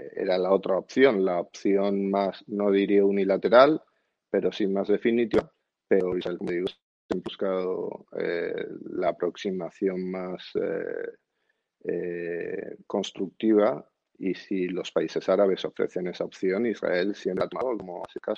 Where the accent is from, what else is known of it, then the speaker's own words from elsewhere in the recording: Spain; como español